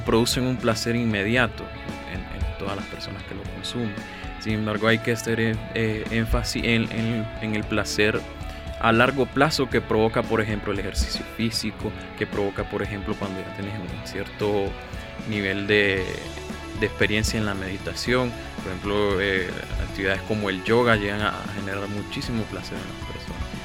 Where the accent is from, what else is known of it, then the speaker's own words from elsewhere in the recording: Nicaragua; como nicaragüenses y como jóvenes